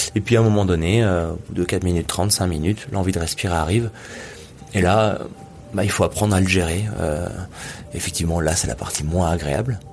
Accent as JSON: {"language": "French", "town": "Nice", "region": "Provence-Alpes-Côte d'Azur", "country": "France", "tie": "born or raised there", "said": "j'ai grandi à Nice, même si à la mer à côté, ça reste une ville"}